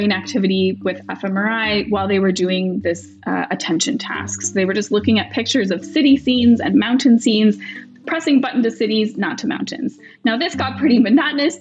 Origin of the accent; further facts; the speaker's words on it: Rhode Island, United States; I grew up in Rhode Island, and I was walking around Brown campus in high school